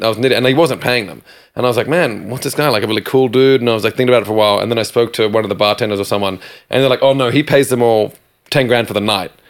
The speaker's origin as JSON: {"language": "English", "country": "Australia", "moved": "yes", "lives_now": "New York, United States", "said": "in Australia we have these really popular boots"}